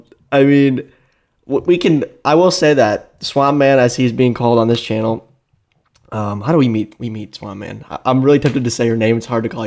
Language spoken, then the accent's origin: English; Brighton, Michigan, United States; So we were on class council together at Brighton High School here in Brighton, Michigan, the home of MLW